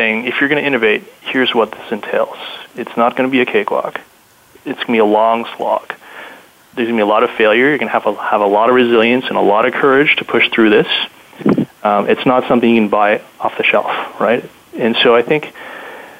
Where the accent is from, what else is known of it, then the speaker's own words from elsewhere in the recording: Canada; being Canadian